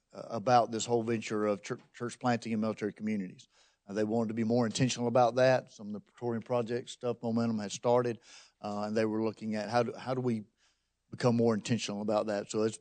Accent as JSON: {"language": "English", "region": "Alabama", "country": "United States", "tie": "born or raised there", "also_born_or_lived": "Texas / New Orleans", "said": "I grew up in Alabama and then had a jaunt in Texas and then moved back to New Orleans, was teaching there at New Orleans Seminary when this lady Katrina came to town."}